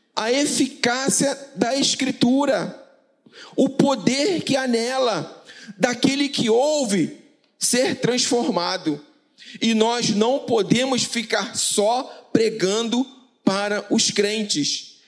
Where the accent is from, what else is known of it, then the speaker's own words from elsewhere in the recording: Paraíba, Brazil; eu sou paraibano